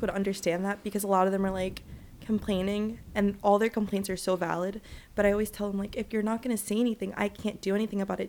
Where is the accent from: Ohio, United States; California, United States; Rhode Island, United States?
Rhode Island, United States; Providence; also born or lived in Dominican Republic; I grew up in Providence, Rhode Island, but I'm Dominican and Puerto Rican